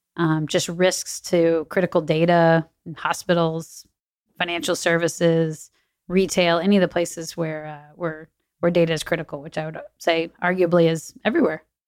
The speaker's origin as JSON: {"language": "English", "town": "New Braunfels", "region": "Texas", "country": "United States", "tie": "born or raised there", "also_born_or_lived": "Chicago", "lives_now": "Austin, United States", "said": "grew up in New Braunfels, which is about an hour away"}